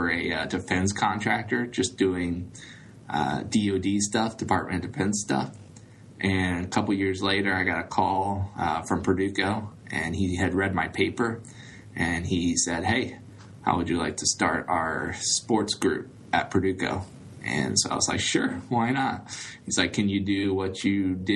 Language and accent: English; Dayton, Ohio, United States; I grew up in the Dayton, Ohio area, went to high school here